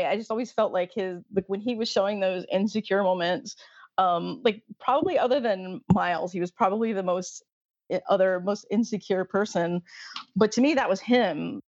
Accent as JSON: {"language": "English", "region": "the South", "country": "United States", "tie": "born or raised there", "said": "I grew up in the South."}